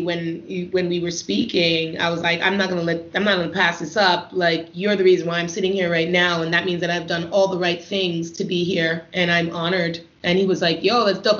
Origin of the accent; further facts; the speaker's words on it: Canada; coming from a Caribbean home and being Canadian